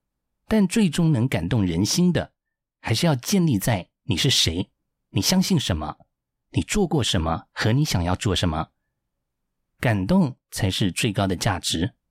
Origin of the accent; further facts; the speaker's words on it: Taiwan; 我说的党外家庭，是指说在那个高压年代，我们家还秉持着身为台湾人的良心。